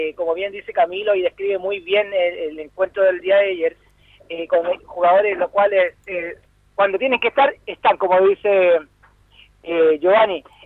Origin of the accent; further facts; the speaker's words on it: Chile; como chileno